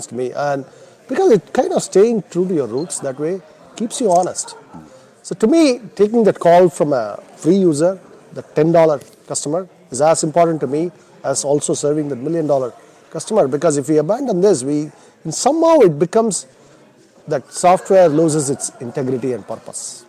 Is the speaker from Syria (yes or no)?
no; India; moved away as an adult; now in United States; I was born and I grew up in India, and I came to the U.S. when I was 21 to go to graduate school